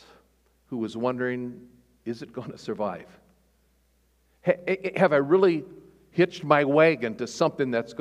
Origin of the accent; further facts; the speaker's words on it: Nebraska, United States; moved away; I grew up in Nebraska.